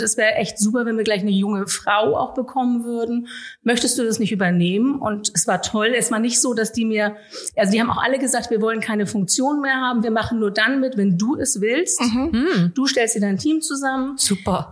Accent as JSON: {"language": "German", "town": "Norderstedt", "region": "Schleswig-Holstein", "country": "Germany", "tie": "born or raised there", "said": "meine Heimatstadt"}